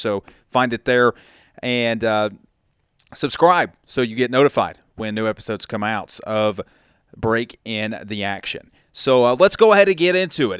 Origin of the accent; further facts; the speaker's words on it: Dalton, Georgia, United States; moved away as an adult; also born or lived in Tuscaloosa, Alabama / Nashville, Tennessee; now in Chattanooga, United States; That is my hometown market growing up in Dalton, Georgia, just about 30 minutes south down I 75 of Chattanooga